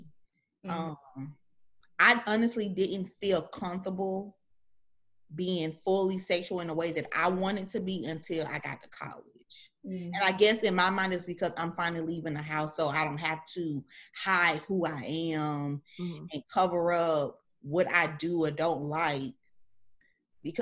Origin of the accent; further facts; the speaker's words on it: the South, United States; I'm from the South, and my grandmother had deep Southern upbringing